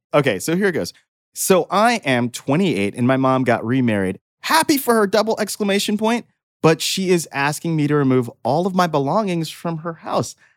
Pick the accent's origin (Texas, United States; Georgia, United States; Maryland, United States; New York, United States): New York, United States; Brooklyn; I'm from Brooklyn